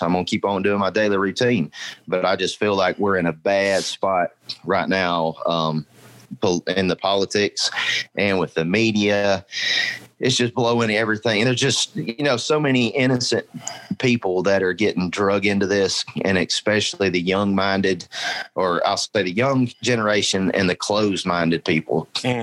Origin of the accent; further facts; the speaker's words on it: United States; us as American people